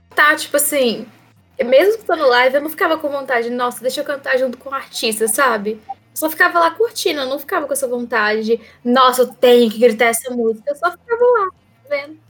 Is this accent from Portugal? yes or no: no; Minas Gerais, Brazil; como boa mineira que sou